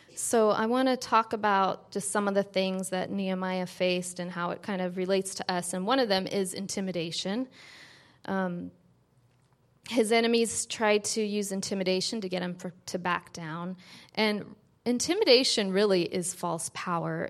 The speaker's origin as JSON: {"language": "English", "town": "San Francisco", "region": "California", "country": "United States", "tie": "born or raised there", "said": "growing up in San Francisco, spending half the time there at my dad's"}